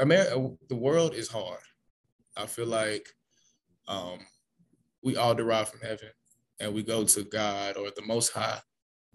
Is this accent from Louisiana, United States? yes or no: no; Atlanta, Georgia, United States; I live in Atlanta. I'm from Atlanta